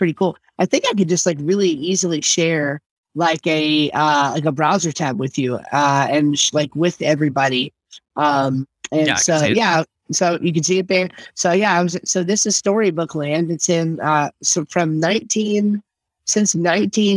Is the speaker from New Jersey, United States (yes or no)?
yes; New Jersey, United States; So I am from South Jersey.